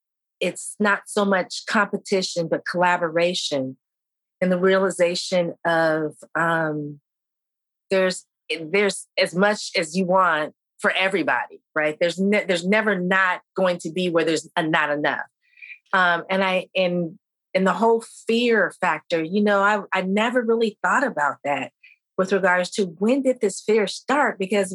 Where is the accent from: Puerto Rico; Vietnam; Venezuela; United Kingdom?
Vietnam; when I was growing up in Vietnam, we were hearing it. We only had 4 or 5 channels at that time, but we were hearing it on the radio if your parents had it on or something like that.